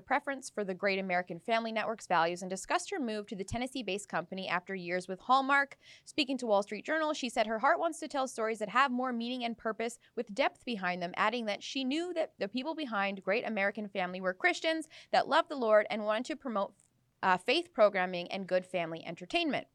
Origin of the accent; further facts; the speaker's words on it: Abbotsford, British Columbia, Canada; my hometown of Abbotsford